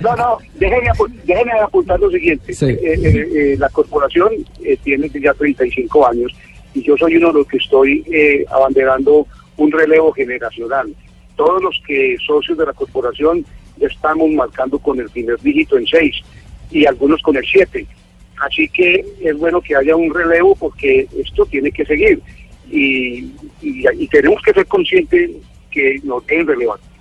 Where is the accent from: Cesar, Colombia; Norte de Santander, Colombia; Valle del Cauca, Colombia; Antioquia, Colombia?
Norte de Santander, Colombia; Cúcuta; nos representó a nosotros como colombianos, como cucuteños